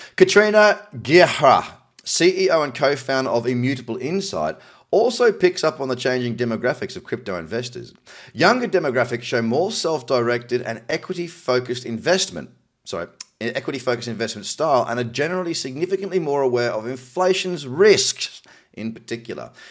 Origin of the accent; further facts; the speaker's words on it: Australia; my home country of Australia